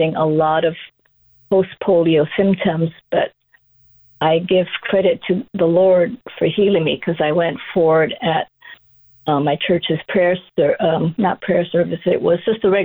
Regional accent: Kailua, Hawaii, United States; also born or lived in Honolulu; growing up in rural Kailua

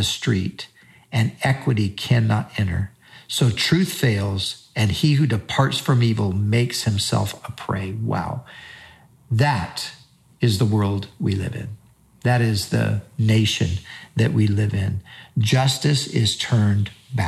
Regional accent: United States; we as Americans and as American Christians

